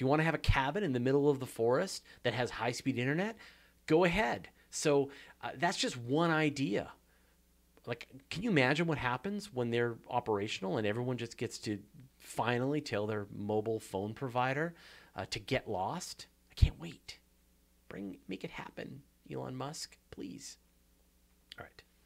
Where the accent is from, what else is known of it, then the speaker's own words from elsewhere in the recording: Canada; accent: Canadian; my hilarious Canadian accent